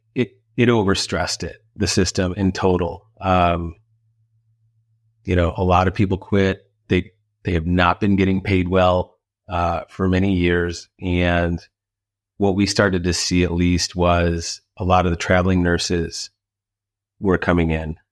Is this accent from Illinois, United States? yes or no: yes; Illinois, United States; back in my hometown in Illinois